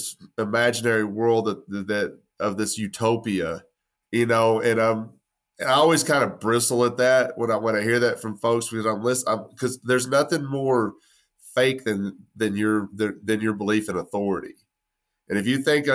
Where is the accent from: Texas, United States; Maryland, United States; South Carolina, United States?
Texas, United States; West; I'm from West Texas. I'm not Italian